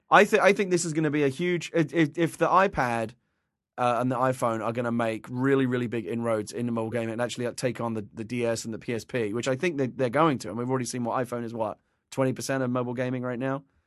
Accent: England, United Kingdom; now in United States; I was a tea drinker as an English person for many years, and, and since I moved to America

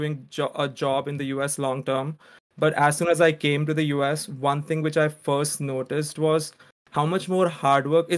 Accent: Surat, Gujarat, India; moved away as an adult; also born or lived in Mumbai; now in United States; I'm from India. I originally grew up in Surat, India. Surat, Gujarat, a small city

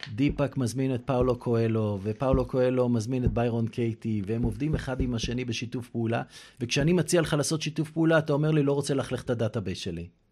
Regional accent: Kfar Netter, Central District, Israel; also born or lived in Eilat / Kiryat Haim / London; now in Herzliya Pituah, Israel; גדלתי בכפר נטר, אבל לא רק בכפר נטר

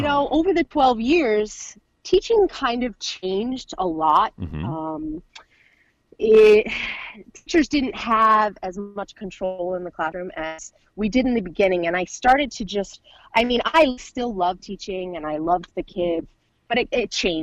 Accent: Warwick, New York, United States; born or raised there

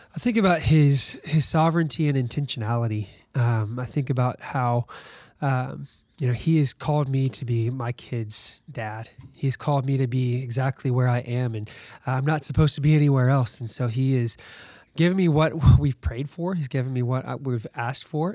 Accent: Alabama, United States; moved away as an adult; now in Virginia, United States; I'm from Alabama. I was born and raised there

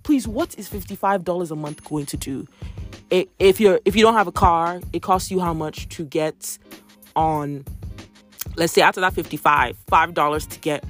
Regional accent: Nigeria; moved away; I remember when we were growing up in Nigeria

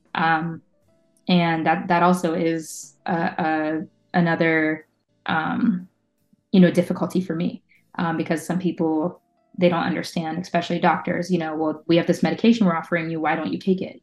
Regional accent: Oakdale, United States; also born or lived in Staten Island, New York City; very shortly after me being born, they moved um, to Oakdale. Um, so that's where I grew up.

